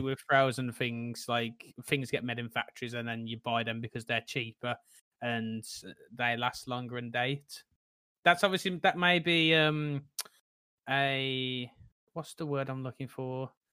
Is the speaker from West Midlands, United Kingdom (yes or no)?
yes; Tipton, West Midlands, United Kingdom; moved away as an adult; now in London, United Kingdom; I'm originally from Tipton, which is a small place in, well, near Birmingham, and I now live in London